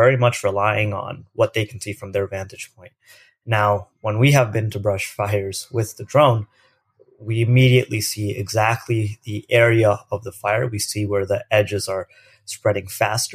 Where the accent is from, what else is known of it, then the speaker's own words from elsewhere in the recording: Lewis Center, Ohio, United States; moved away as an adult; also born or lived in India / Berkeley, California; I spent most of my life growing up in the state of Ohio. Ohio is known for not a lot of things happen there. It's a great place to grow up. I grew up about 25 minutes north of Columbus, which is our capital, in this town of Lewis Center, Ohio.